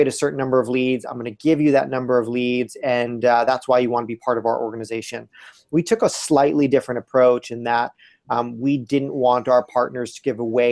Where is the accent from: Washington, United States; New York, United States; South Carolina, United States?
New York, United States; moved away as an adult; now in Portland, United States; I was born and raised in New York, but came out to the West Coast about 13, 14, maybe 15 years ago